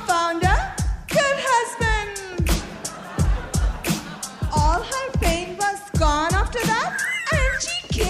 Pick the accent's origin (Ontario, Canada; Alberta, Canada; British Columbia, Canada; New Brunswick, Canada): British Columbia, Canada; Victoria; I'm from Victoria, BC.